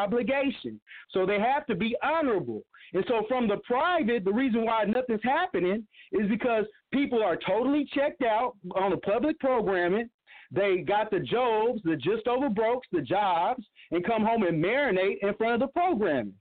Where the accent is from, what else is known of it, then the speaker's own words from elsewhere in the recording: Oklahoma, United States; where I grew up at in the Indian Territory, you know, Oklahoma Territory